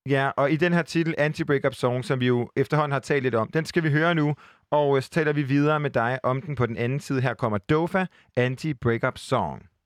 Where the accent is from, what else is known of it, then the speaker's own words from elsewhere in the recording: Aarhus, Central Denmark Region, Denmark; nu er jeg jo selv fra Aarhus